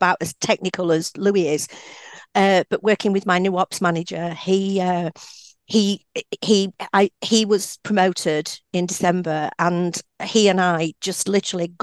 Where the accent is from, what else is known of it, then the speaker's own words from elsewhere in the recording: Yorkshire and the Humber, United Kingdom; I'm a Yorkshire girl born and bred, proud of it